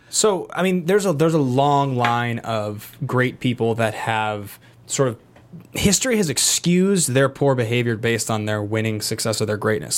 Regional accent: Seattle, Washington, United States; now in Los Angeles, United States; I was raised in Seattle, white middle class parents, and pretty liberal family

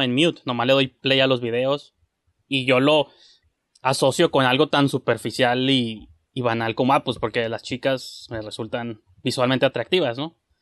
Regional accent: Mexico; yo soy mexicano

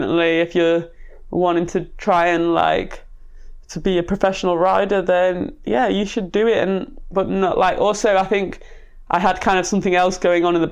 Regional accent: Manchester, North West England, United Kingdom; I was brought up in South Manchester

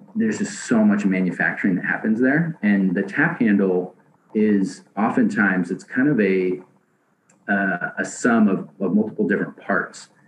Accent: Seattle, Washington, United States; moved away as an adult; also born or lived in San Diego / Portland; I grew up in Seattle

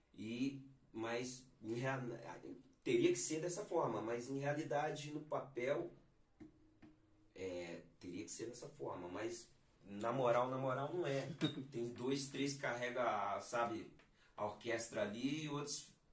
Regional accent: Belo Horizonte, Minas Gerais, Brazil; moved away as an adult; sou natural de, de Minas Gerais, né? especificamente de Belo Horizonte

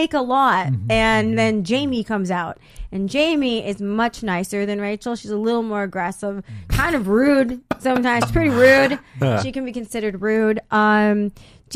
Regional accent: San Diego, California, United States; also born or lived in Corpus Christi, Texas; I went to La Jolla High School, so San Diego

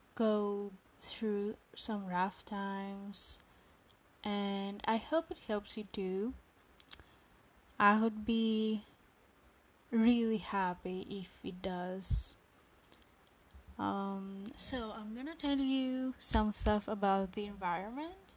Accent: Greece; I am from Greece.

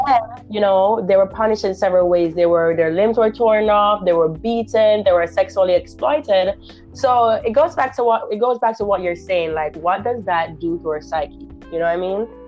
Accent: Jamaica; now in Florida, United States; Jamaican, I'm Jamaican, so I know the issue with our society in Jamaica

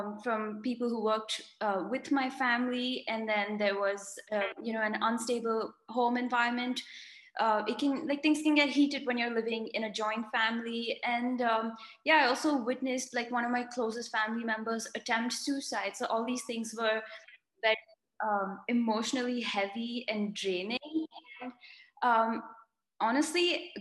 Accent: India; moved away as an adult; also born or lived in United States; I'm originally from India, born and brought up here

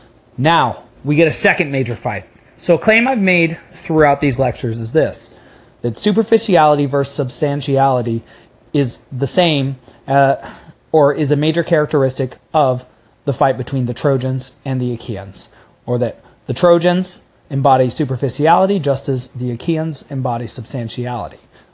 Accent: United States; accent: crass American; because of my crass American accent

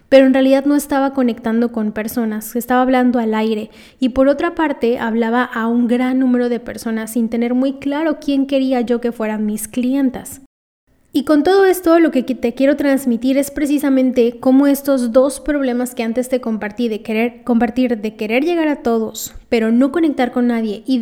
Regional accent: Lima, Peru; yo lo que pongo es

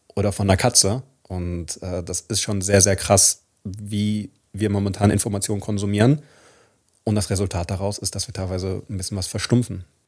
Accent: Palestine; wie wir als Palästinenser, als arabisches oder als muslimisches oder auch als christliches Volk

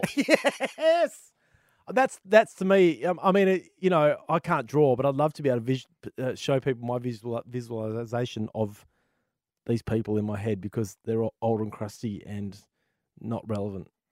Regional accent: Australia; as an Aussie gamer

